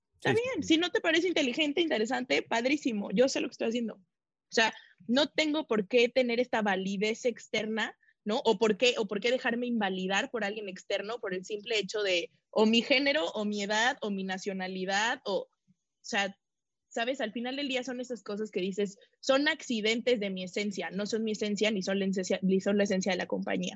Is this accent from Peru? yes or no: no; Mexico; soy mexicana